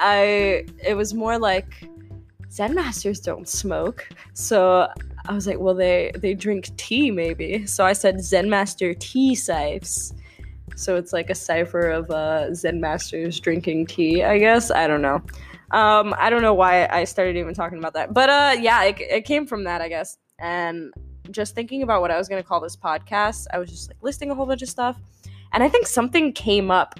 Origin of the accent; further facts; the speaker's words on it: New York, United States; I'm from New York